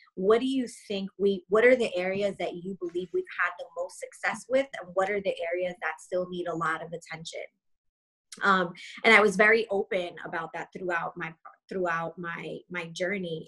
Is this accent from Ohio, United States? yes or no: no; Long Island, New York, United States; moved away; also born or lived in South Carolina; born and raised in New York, uh, Long Island